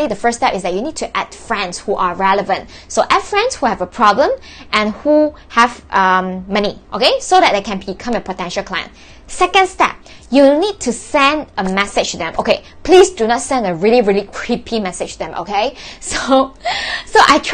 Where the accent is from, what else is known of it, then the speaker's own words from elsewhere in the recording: Malaysia; I was born in June and from Malaysia